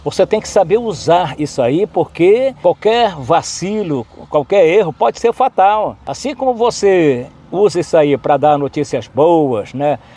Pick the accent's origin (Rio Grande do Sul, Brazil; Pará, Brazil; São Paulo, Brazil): Pará, Brazil; Santarém; O Amir era meu vizinho na Avenida Borges Real, onde eu nasci